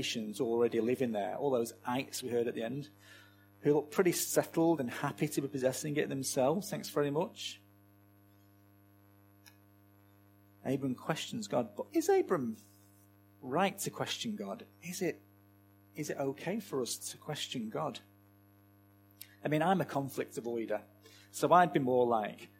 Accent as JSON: {"language": "English", "town": "Manchester", "region": "North West England", "country": "United Kingdom", "tie": "born or raised there", "said": "set in my hometown of Manchester"}